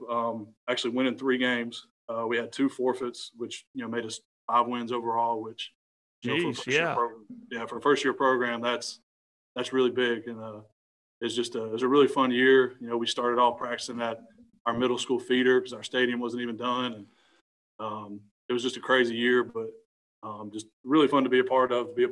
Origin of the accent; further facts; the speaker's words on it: North Carolina, United States; moved away as an adult; now in Mount Juliet, United States; I grew up, born and raised in North Carolina